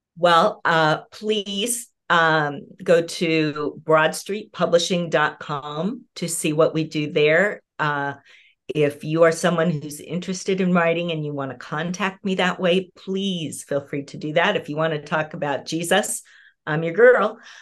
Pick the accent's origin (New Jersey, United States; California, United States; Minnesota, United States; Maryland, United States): California, United States; Southern; moved away as an adult; now in Pacific Northwest, United States; I'm originally a Southern California girl